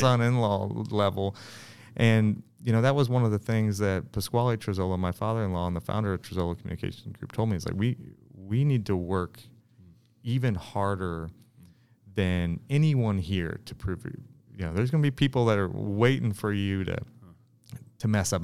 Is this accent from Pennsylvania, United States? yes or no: no; Kansas City, Missouri, United States; I'm born and raised in Kansas City, and, uh, on the, on the south side of the river.